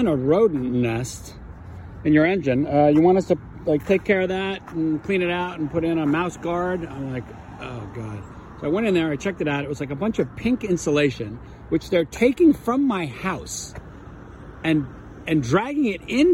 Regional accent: New York, United States; moved away as an adult; now in Vermont, United States; I grew up in New York in the 60s and 70s

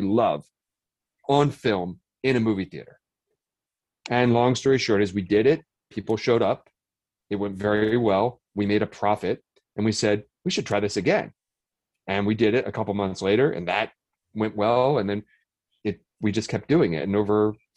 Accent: Audubon, New Jersey, United States; Harry and Jesse and I grew up in Audubon, New Jersey

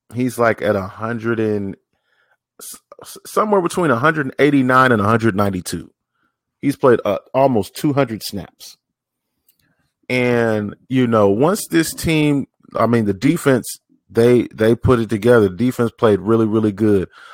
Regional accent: Tennessee, United States; also born or lived in Jackson, Mississippi / Oklahoma; I grew up in Tennessee, been raised in Tennessee off and on

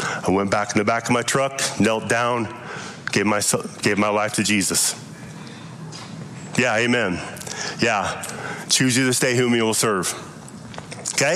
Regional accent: Lovell, Wyoming, United States; I grew up in Lovell, Wyoming, in a Mormon home

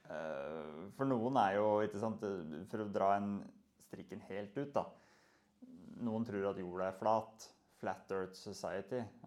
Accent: Moelv, Innlandet, Norway; moved away; jeg er oppvokst på Moelv, en liten plass.

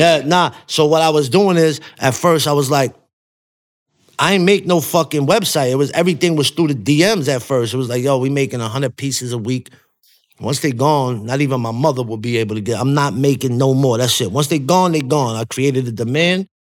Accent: New York City, New York, United States; when I'm from Coney Island, how we grew up, I grew up right before the, the MySpace internet era.

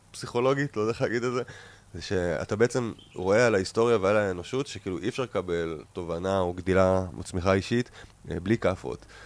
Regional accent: Ayelet HaShahar, Northern District, Israel; born there; קודם כל עברתי לגור באיילת השחר, קיבוץ שנולדתי בו, וגרתי על סבא שלי

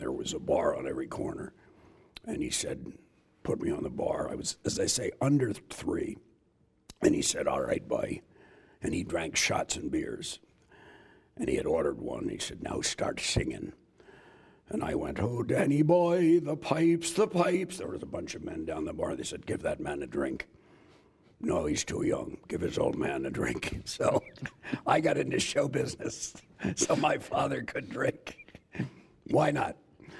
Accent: Philadelphia, Pennsylvania, United States; now in Johnson City, United States; I was born in Philadelphia. Mm-hmm. My parents are from Ireland. My mother was born in Mayo, and my father was born in Cork.

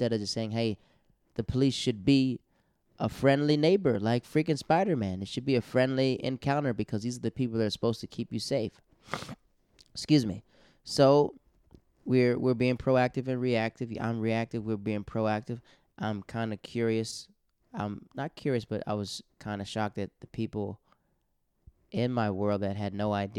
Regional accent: Montgomery, Virginia, United States; I'm from Montgomery, Virginia.

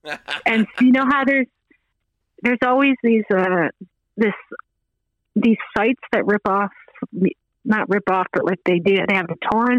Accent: Glovertown, Newfoundland and Labrador, Canada; also born or lived in Fogo Island / Pool Cove / Nova Scotia; Glovertown is where I graduated, so that's the easy answer is, like, I was from Glovertown

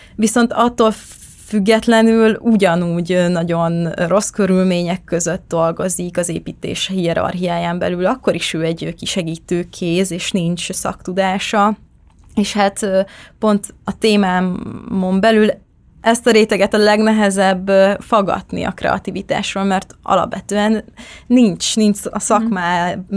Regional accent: Nagykanizsa, Zala, Hungary; born or raised there

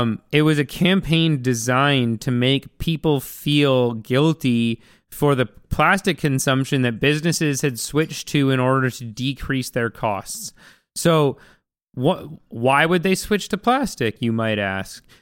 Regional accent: Vancouver, British Columbia, Canada; I grew up in Vancouver, and I grew up on, like, eating sushi

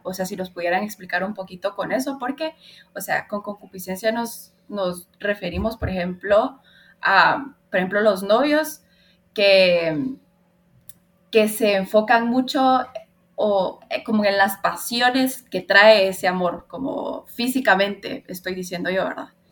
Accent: Honduras; now in Guatemala; Soy hondureña, pero ya llevo un montón de tiempo viviendo aquí en Guatemala

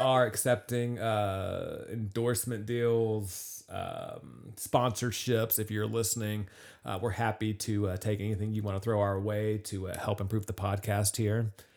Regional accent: Charlotte, North Carolina, United States; I grew up in the Charlotte area

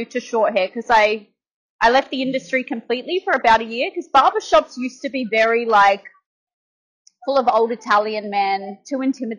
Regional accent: Adelaide, South Australia, Australia; moved away as an adult; now in Melbourne, Australia; I grew up in Adelaide. I moved here in my early 20s for about 3.5 years. Back then, I was doing ladies' hair, and then back home for 5 years, and now back in Melbourne.

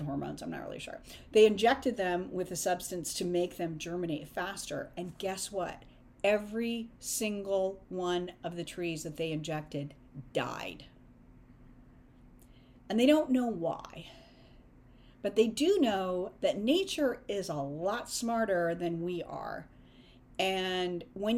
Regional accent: Northern California, United States; I grew up in Northern California where the redwood trees

